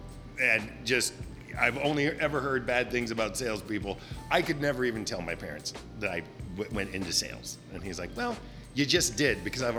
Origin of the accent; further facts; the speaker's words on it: Glendale, California, United States; moved away as an adult; also born or lived in Santa Barbara, California; now in San Francisco, United States; I grew up in Glendale, California, which is just north of Los Angeles, between Pasadena and Burbank. Had one of those classic, idyllic, small town growing up